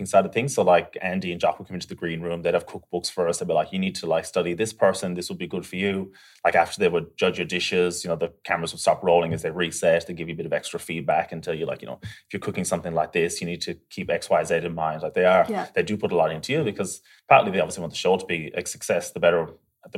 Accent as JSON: {"language": "English", "country": "Ireland", "tie": "born or raised there", "moved": "as an adult", "lives_now": "Australia", "said": "me being Irish and a lot of the similar like food cultures and stuff that we grew up"}